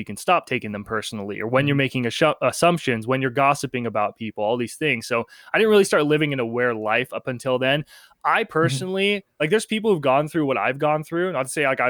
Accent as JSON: {"language": "English", "town": "Penngrove", "region": "California", "country": "United States", "tie": "born or raised there", "said": "I grew up in Pengrove. I still live around this area, but it's about an hour north of San Francisco."}